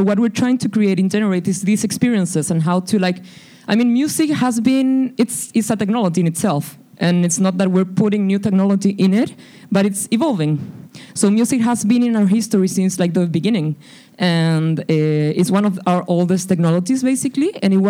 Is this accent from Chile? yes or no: yes; Santiago, Santiago Metropolitan Region, Chile; now in Boston, United States; So, we came from Santiago de Chile to Boston because I came to do a master's program in MIT Media Lab